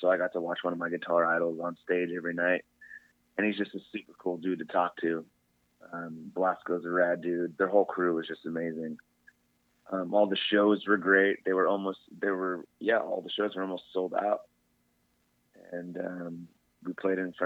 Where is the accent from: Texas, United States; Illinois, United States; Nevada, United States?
Nevada, United States; Las Vegas; I grew up in Vegas with Jake